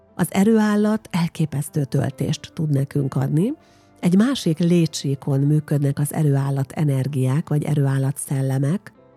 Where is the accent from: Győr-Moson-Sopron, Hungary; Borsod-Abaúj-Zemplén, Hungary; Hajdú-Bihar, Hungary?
Győr-Moson-Sopron, Hungary; Győrszemere; ugye én egy falusi lány vagyok, Győr mellett Győr szemerén nevelkedtem